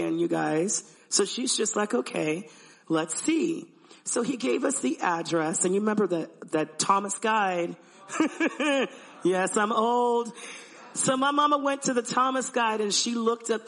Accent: Panama; I am an Afro-Latina. I'm from Panama

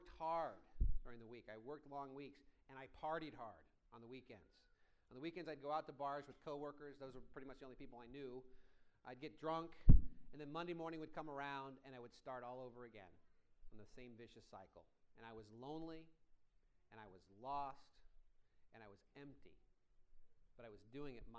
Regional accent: Iowa, United States; moved away as an adult; now in Orange County, United States; I grew up in Iowa

